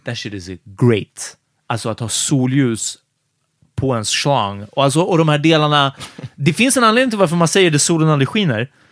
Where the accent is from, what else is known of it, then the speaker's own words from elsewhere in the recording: Stockholm, Stockholm County, Sweden; i Ågesta, ganska nära Farsta, där vi växte upp